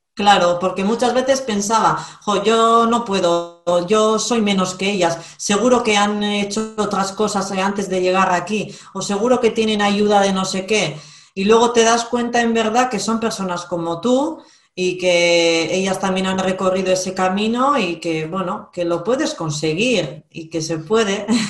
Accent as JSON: {"language": "Spanish", "region": "Basque Country", "country": "Spain", "said": "soy vasca, vivo en Vizcaya"}